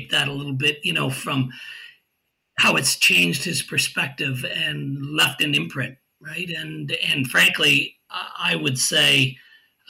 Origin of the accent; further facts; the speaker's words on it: Toronto, Ontario, Canada; And so I grew up in Toronto. I'm a Toronto boy